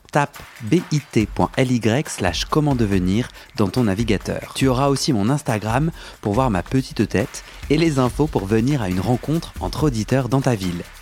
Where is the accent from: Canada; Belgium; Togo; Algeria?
Algeria; now in France; Moi j'ai grandi en Algérie, en algérien, sans aucun témoignage sans, aucun, sans aucun référent.